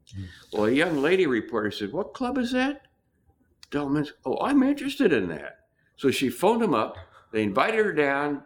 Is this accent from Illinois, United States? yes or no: no; Nebraska, United States; moved away; also born or lived in California; I grew up in Nebraska, no TV, scratchy radio station